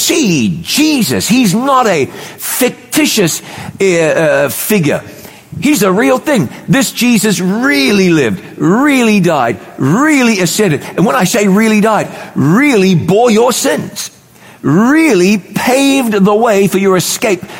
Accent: New Zealand; moved away; also born or lived in North Carolina, United States; where I grew up in New Zealand

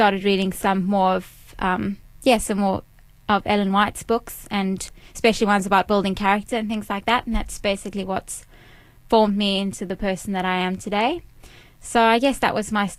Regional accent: Cape Town, Western Cape, South Africa; moved away as an adult; also born or lived in Durban, South Africa; now in Melbourne, Australia; I was born in South Africa. I grew up in Cape Town. When I was 12, I moved to Durban.

